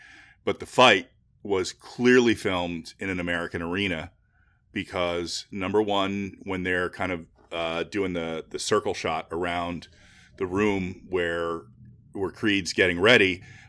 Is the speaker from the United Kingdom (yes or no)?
yes; United Kingdom; yes, I'm British